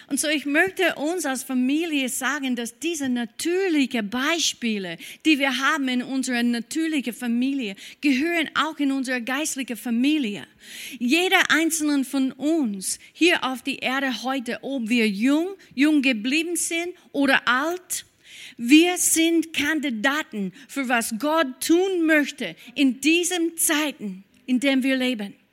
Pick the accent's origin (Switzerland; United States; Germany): United States; German is a second language; now in Austria; Äh, ja, wir sind Amerikaner in diesem Bereich. Wir feiern Thanksgiving.